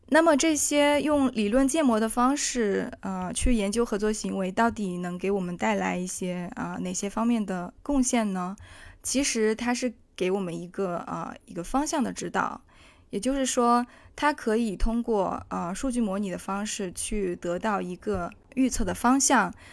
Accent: China; now in Amsterdam, Netherlands; 在我们中国人的群体当中

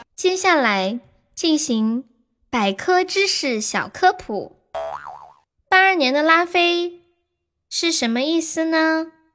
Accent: Sichuan, China; 我们四川这边

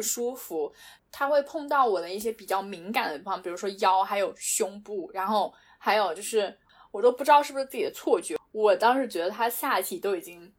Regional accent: China; moved away as an adult; also born or lived in United Arab Emirates / Europe; 我觉得在中国，我们中国人对所有人都很友好

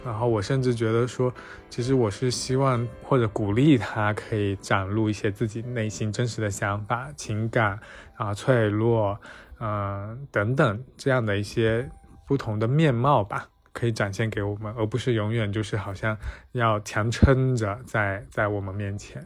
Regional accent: Fujian, China; now in Shanghai, China; 我在上海，我是福建人，然后我家里有两个姐姐

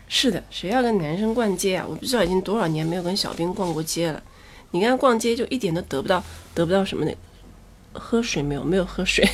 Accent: Chongqing, China; 一听就是南方人是我，我是重庆人，对，我是重庆人

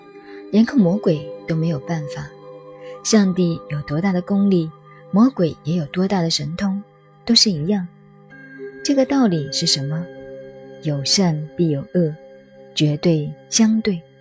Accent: China; 相对论是相对论，我们中国人很多认为你跟我相对就是爱因斯坦的相对论

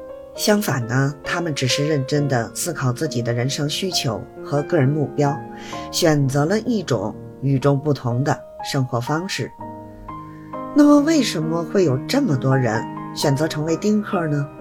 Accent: Beijing, China; 谢谢大家收听我的播客节目，

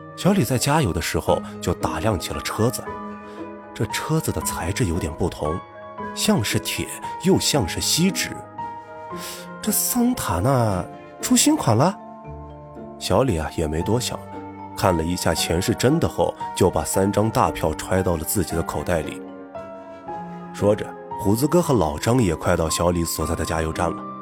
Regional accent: Gulang, Gansu, China; 我们老家鼓浪县呢，是四面环山，地处啊，算是偏僻了

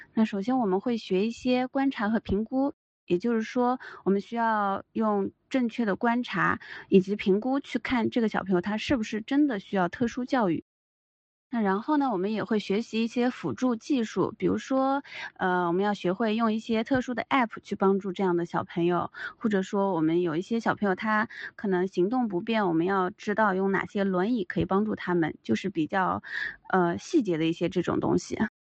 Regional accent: China; moved away; 作为中国人特别少，只有我和另一个同学

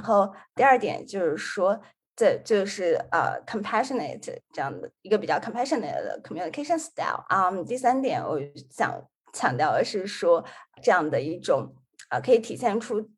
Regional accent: Xi'an, Shaanxi, China; now in Washington, D.C., United States; 本身是来自西安，就是一个北方城市，它的特点就是说是非常四季分明

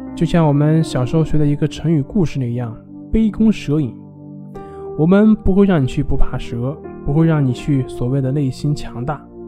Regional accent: China; 我们中国人

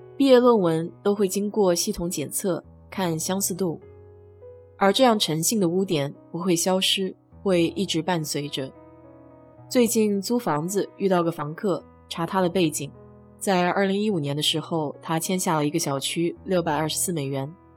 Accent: China; now in United States; 我们中国人常说

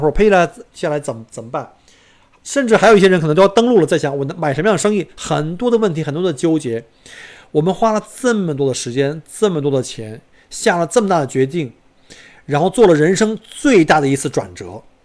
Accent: China; moved away as an adult; now in Australia; 当时就只有我一个中国人

